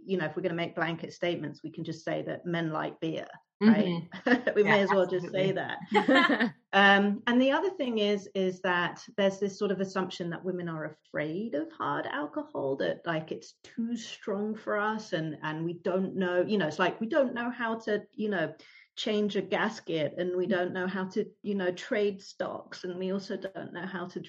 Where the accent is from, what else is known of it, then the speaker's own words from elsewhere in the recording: London, United Kingdom; moved away as an adult; now in New York City, United States; as you can probably tell from my accent, I'm originally from the UK. So I grew up in London. And I moved to New York City in 2007